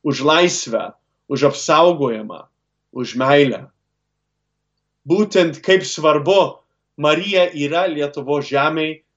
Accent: Cleveland, Ohio, United States; augau lietuviškoje šeimoje Klyblendo mieste

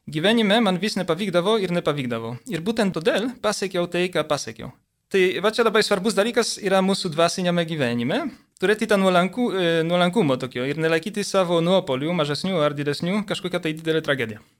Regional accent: Poland; moved away as an adult; now in Lithuania; aš užaugau Lenkijoje, 18 metų persikėliau į Lietuvą.

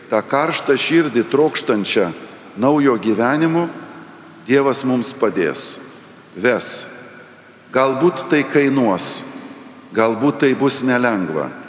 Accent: Lithuania; Dažnai mes, lietuviai, prisimename sovietmetį

